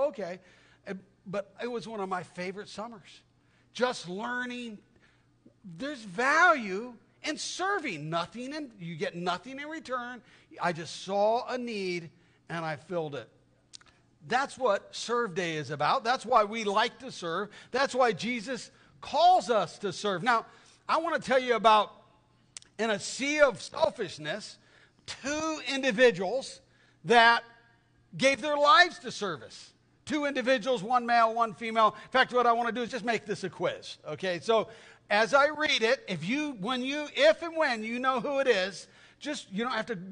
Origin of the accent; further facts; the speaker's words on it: Tucson, Arizona, United States; I grew up in Tucson, Arizona